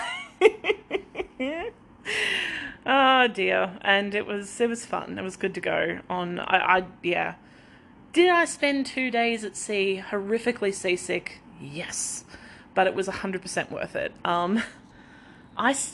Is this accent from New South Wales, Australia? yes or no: no; southeast Queensland, Australia; also born or lived in Victoria, Australia; I was born in Victoria in a very, very small country. Well, I was born in like a hospital, but then lived in a very small country town until I was 10. Then we moved to southeast Queensland into another very, very small country town.